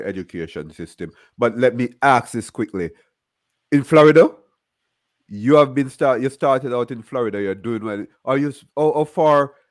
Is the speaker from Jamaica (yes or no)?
yes; Jamaica; now in Miramar, United States; I'm Jamaican.